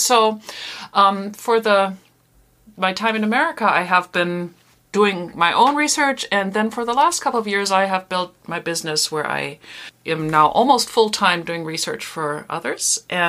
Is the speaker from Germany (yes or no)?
yes; Germany; moved away as an adult; now in United States; I'm an American by birth, but I grew up in Germany. And I went to school and to college here and have now been living back in the United States for quite a while.